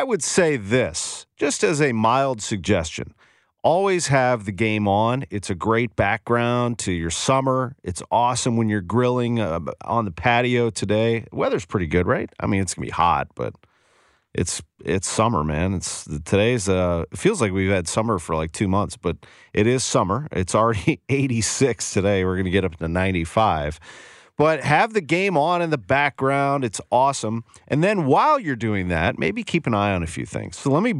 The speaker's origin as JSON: {"language": "English", "town": "St. Louis", "region": "Missouri", "country": "United States", "tie": "born or raised there", "said": "I grew up in St. Louis"}